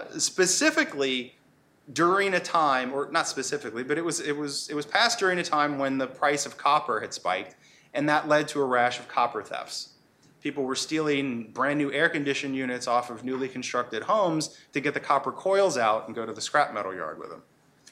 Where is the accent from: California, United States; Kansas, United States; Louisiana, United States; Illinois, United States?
Louisiana, United States; I'm from Louisiana, so I actually was living in Louisiana when this happened.